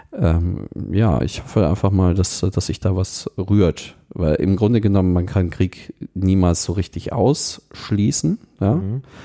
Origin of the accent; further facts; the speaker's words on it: Munich, Bavaria, Germany; ich komme aus München